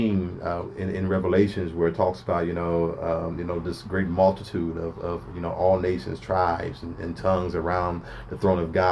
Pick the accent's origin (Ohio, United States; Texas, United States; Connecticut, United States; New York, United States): Ohio, United States; Springfield; I grew up here in Springfield, Ohio, you know, born and raised over on the south side of town